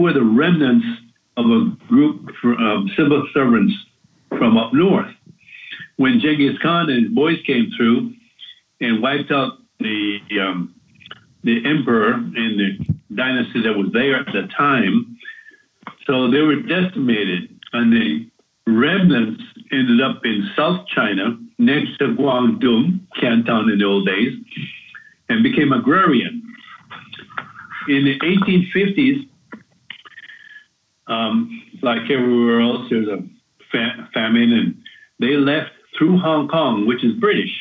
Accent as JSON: {"language": "English", "country": "Jamaica", "tie": "born or raised there", "moved": "yes", "lives_now": "Asheville, United States", "said": "growing up in Jamaica"}